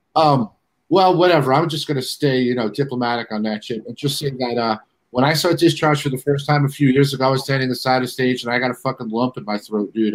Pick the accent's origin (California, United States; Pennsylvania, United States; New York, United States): New York, United States; New York City; I was born at Kew Gardens, but the hospital's not even there no more.